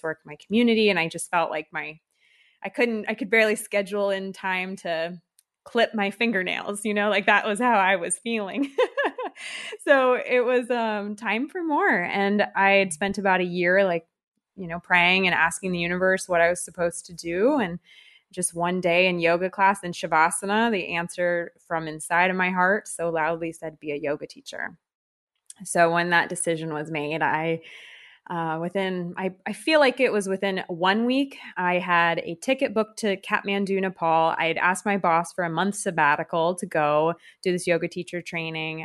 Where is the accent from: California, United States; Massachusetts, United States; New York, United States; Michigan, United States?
California, United States; moved away as an adult; now in France; I'm from California